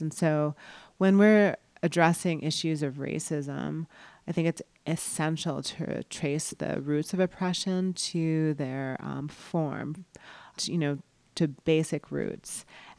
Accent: East Coast, United States; also born or lived in New York City; I was born in the Bronx in New York City, and I grew up mostly in on the East Coast, New Jersey, Connecticut.

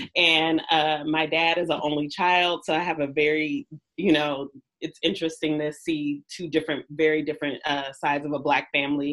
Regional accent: Bay Area, California, United States; I am from the Bay Area, so I say the Bay Area because the Bay Area in total raised me

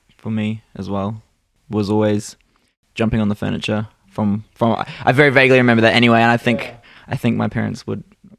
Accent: Australia; also born or lived in New Zealand; I think I stopped lessons because I was born in New Zealand, and I was getting guitar lessons over there. And then moved to Australia.

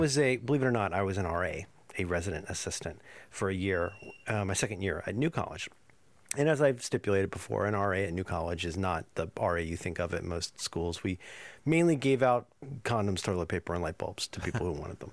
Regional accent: Southwest Ohio, United States; I'm from Ohio, Southwest Ohio

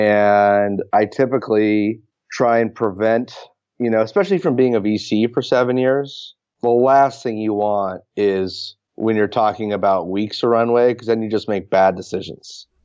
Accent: Palo Alto, California, United States; I grew up in Palo Alto

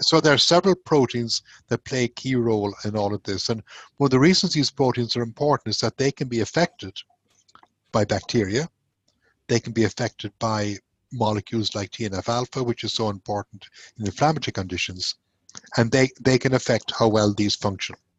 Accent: Ireland; moved away as an adult; also born or lived in Glasgow, Scotland / Manchester, United Kingdom / Nebraska, United States / Cork, Ireland; now in Houston, United States; I'm, actually Irish, um, where I went to medical school and did my intern year

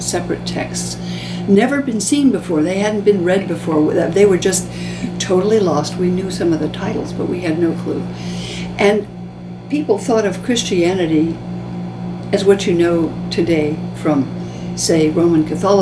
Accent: California, United States; moved away as an adult; now in New York, United States; growing up in California

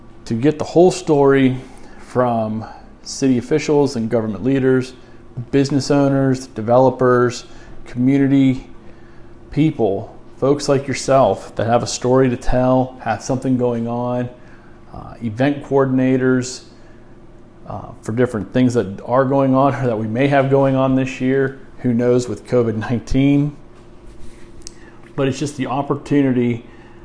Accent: Columbiana, United States; also born or lived in Fort Bragg, North Carolina; I was born and raised here in Colombiana

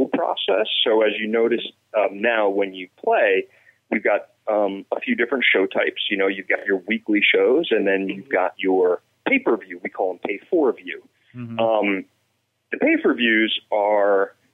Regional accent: New Jersey, United States; I'm born and raised in New Jersey

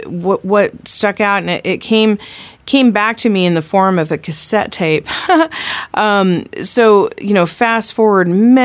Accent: the Ozarks, United States; You know, I grew up in the Ozarks, but I didn't play fiddle music when I was growing up.

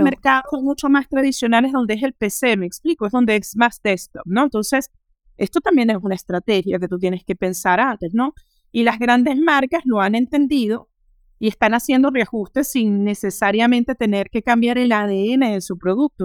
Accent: Venezuela; moved away as an adult; now in Paris, France; soy venezolana, eh, tengo 36 años y hace ya casi 13 años llegué a París para terminar mis estudios superiores

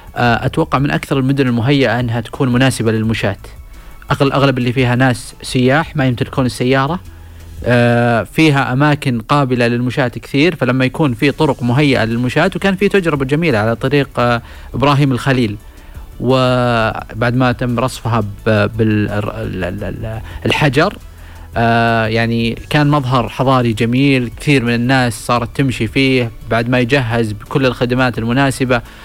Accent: Saudi Arabia; إحنا كسعوديين

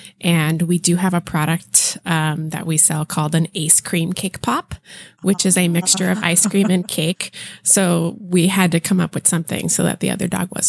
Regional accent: California, United States; so I was born and raised here in the Bay Area and went to school in Santa Cruz

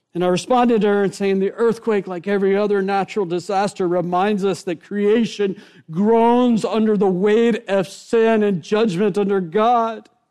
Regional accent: Rockledge, Florida, United States; also born or lived in Merritt Island; I grew up actually here in Brevard County in Rockledge, Merritt Island

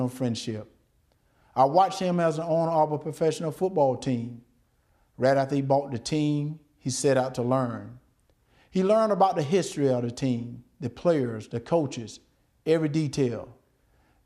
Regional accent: Deep South, United States; born or raised there

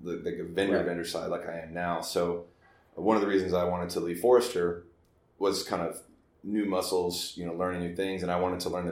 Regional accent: Dallas, Texas, United States; I grew up in Dallas, or Texas, and I joined the Army straight out of high school

